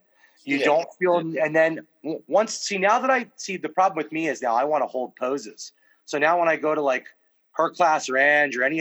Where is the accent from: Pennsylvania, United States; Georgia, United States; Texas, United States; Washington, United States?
Pennsylvania, United States; Folsom; moved away; also born or lived in Ridley, Pennsylvania; where I grew up in Folsom, Pennsylvania, store number one, the first Wawa ever exists in Folsom, PA.